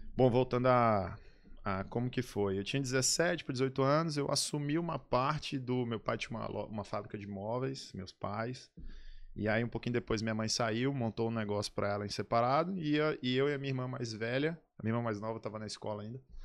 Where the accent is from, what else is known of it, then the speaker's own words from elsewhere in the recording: São Luís, Maranhão, Brazil; also born or lived in Salvador / Aracaju / Imperatriz; Nascido e criado em São Luís